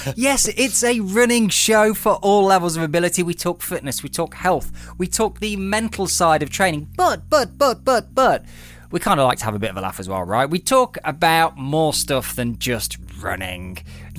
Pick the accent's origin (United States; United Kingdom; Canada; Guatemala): United Kingdom; Derby, East Midlands; I'm from Derby as well, but I'm not talking like that. I've not suddenly slipped into that accent.